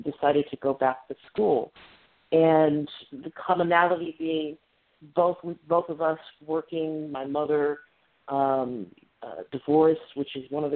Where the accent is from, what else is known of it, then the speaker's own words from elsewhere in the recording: Northern Ohio, United States; accent: slight twang; I'm from Northern Ohio. And so we both have that sort of slight twang